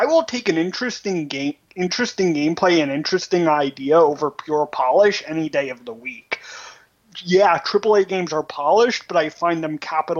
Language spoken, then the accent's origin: English; New York City, New York, United States; Yeah, I grew up in New York City